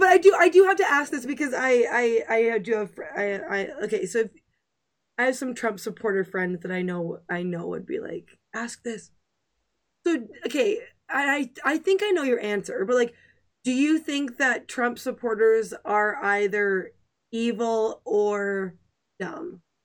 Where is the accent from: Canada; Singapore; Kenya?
Canada; I'm a Canadian